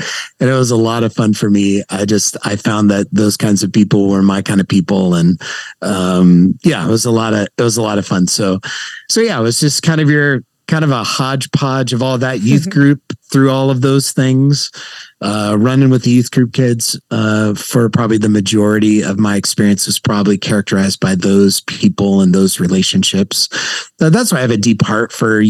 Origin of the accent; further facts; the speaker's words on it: San Jose, California, United States; now in Santa Clarita, United States; I grew up born and raised in San Jose, California